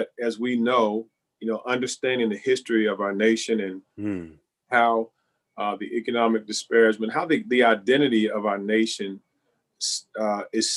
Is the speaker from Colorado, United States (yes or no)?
no; Louisville, Kentucky, United States; When I growing up in Louisville, my we went to a church in the west end of Louisville